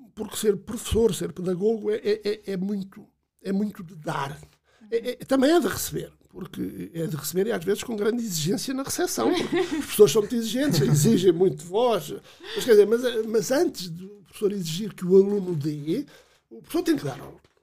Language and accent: Portuguese; Alandroal, Alentejo, Portugal; now in Torres Vedras, Portugal; sou do Alentejo Interior, do Guadiana, de um conselho, um conselho pobre